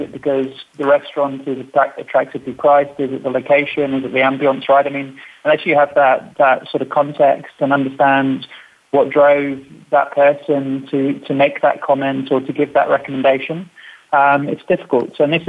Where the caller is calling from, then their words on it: London, United Kingdom; So, I'm in a not so sunny London today.